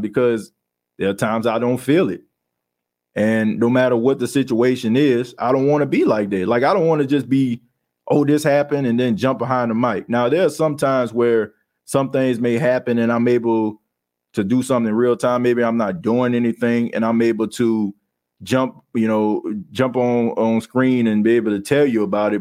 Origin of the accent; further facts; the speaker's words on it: New Orleans, Louisiana, United States; I grew up in the Ninth Ward